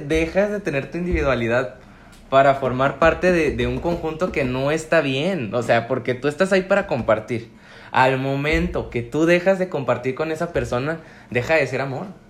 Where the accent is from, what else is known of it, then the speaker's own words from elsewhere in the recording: Comarca Lagunera, Mexico; soy activista lagunero